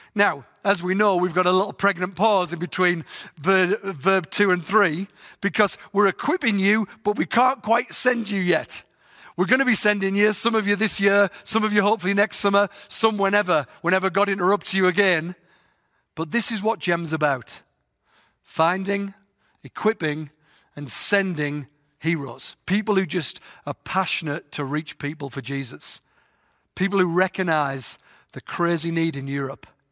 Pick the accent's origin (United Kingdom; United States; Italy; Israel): United Kingdom; England; moved away; I've got a funny voice 'cause I'm from England.